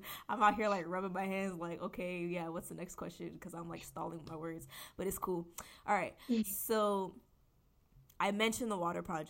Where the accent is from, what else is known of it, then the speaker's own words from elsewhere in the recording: Nigeria; she actually did something really amazing in Nigeria. That's where we're from